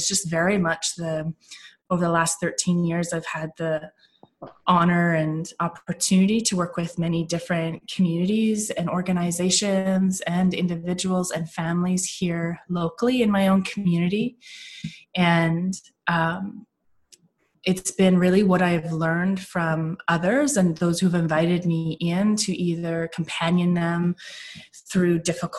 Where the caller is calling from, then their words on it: Victoria, British Columbia, Canada; I'm calling in from Victoria, British Columbia, the west coast of Canada, and I'm on the unceded ancestral lands of the Coast Salish peoples, the Songhees and the Esquimalt and the Kosanich First Nations.